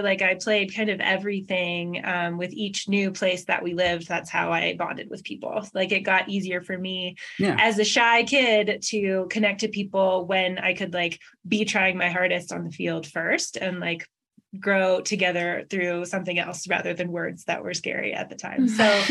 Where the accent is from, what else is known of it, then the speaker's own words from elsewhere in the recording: Washington, United States; So growing up, I'm from Washington State. I'm from the Pacific Northwest, but we moved a lot. Like I was born in Seattle, but we moved around a lot